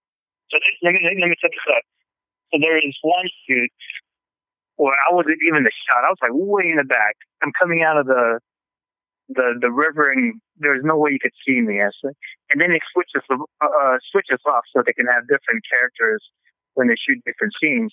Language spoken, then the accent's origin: English; Philippines; English is a second language; moved away; I just noticed when I came from the Philippines, because I was born and raised there, I noticed how my accent was so different than everybody else's.